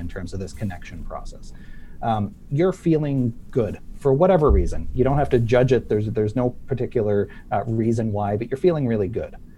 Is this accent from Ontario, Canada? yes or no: no; Sydney, Nova Scotia, Canada; my hometown in Sydney, Nova Scotia.